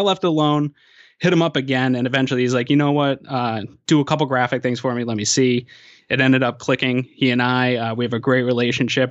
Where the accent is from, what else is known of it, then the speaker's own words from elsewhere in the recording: Maine, United States; also born or lived in Connecticut; I was born in, uh, Connecticut and I grew up in Maine